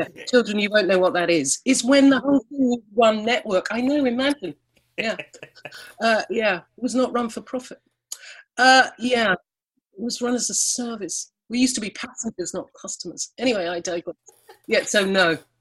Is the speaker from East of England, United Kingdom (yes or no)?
no; Alston, North West England, United Kingdom; moved away; I was from Alston. We don't have avocados.